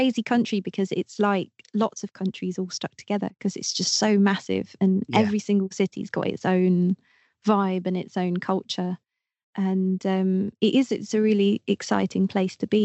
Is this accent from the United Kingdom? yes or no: yes; Twickenham, London, United Kingdom; I'm from London. I'm from just outside London, Twickenham.